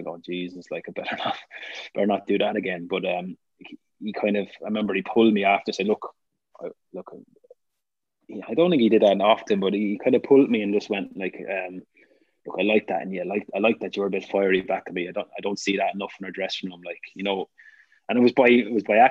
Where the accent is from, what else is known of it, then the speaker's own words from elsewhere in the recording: Ireland; being Irish